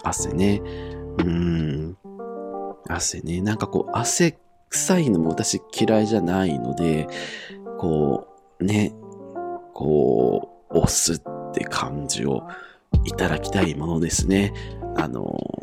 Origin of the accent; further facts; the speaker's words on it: Iwate, Japan; 地元が私、岩手なんですけれども